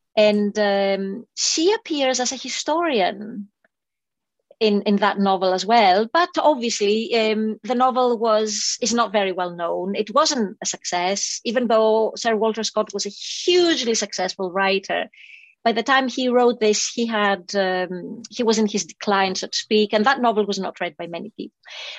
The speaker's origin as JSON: {"language": "English", "country": "Greece", "tie": "born or raised there", "moved": "yes", "said": "I knew her from school in Greece. I grew up in Greece"}